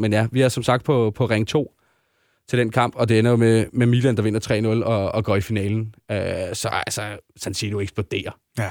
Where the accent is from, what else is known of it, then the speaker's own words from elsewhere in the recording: Denmark; vi er danskere